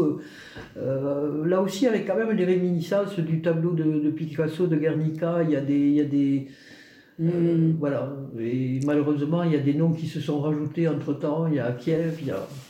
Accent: Albi, Occitania, France; also born or lived in Toulouse; je suis native d'Albi, euh, qui est la ville quand même de Toulouse-Lautrec

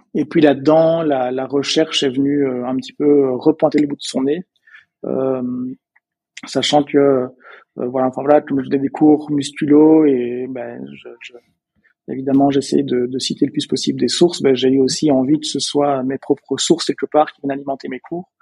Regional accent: Belgium; accent: Belgian; peut-être que vous avez entendu euh, à mon accent, je suis belge. Euh, je viens d'une petite, d'un petit village à la base près de près de Bruxelles

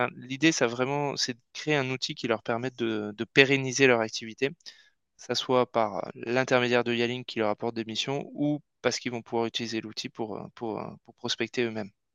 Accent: Basque Country, Nouvelle-Aquitaine, France; moved away; also born or lived in Paris; on vient tous les deux du Pays Basque et on était voisins avant à Paris

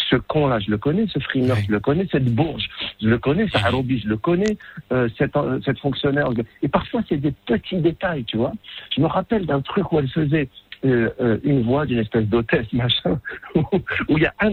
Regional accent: Morocco; moved away; je suis marocain

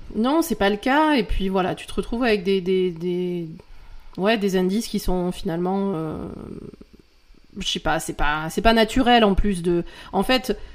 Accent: France

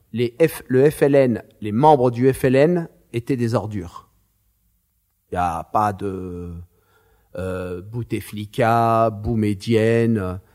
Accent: Marseille, Provence-Alpes-Côte d'Azur, France; mes parents sont algériens. Je suis né à Marseille

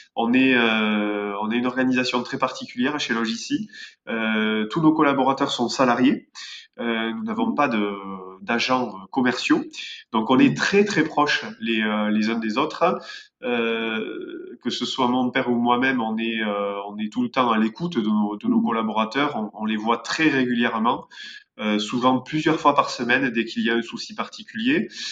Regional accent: Béarn, Nouvelle-Aquitaine, France; on est des Béarnais avec mon père et on travaille en Béarn

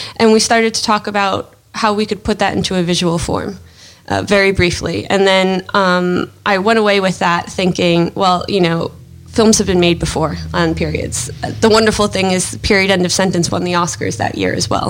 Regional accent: United States; being American

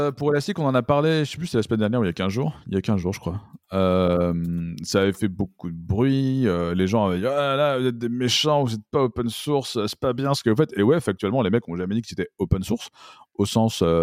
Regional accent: France; c'est un anglicisme qu'on a tendance à faire assez facilement en tant que français

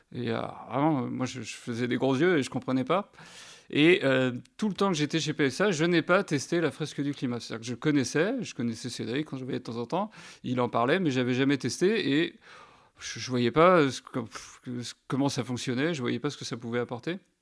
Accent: France; on est français

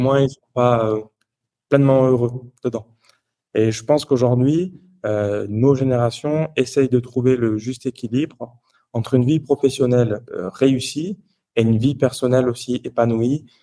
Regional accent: Toulouse, Occitania, France; moved away as an adult; now in Geneva, Switzerland; je suis originaire du sud de la France, donc je viens de Toulouse à la base. Et puis aujourd'hui, je vis à Genève, donc depuis six ans et demi aujourd'hui.

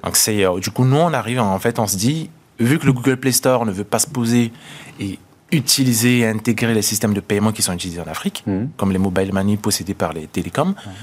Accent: Central African Republic; moved away as an adult; now in France; je suis né en, en, en Centrafrique

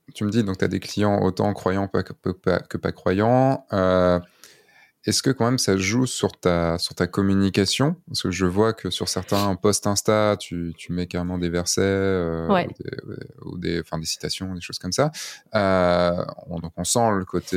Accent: Brittany, France; je viens de Bretagne

